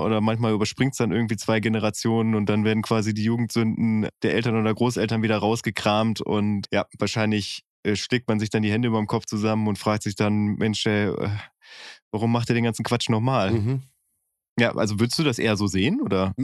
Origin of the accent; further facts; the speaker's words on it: Bielefeld, North Rhine-Westphalia, Germany; bin ich auch im Stadtteil von Bielefeld groß